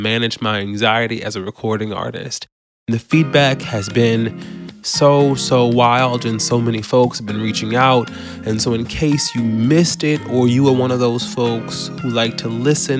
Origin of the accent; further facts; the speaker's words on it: Baton Rouge, Louisiana, United States; I grew up in Baton Rouge, Louisiana, and church was a big part of my family and our culture at the time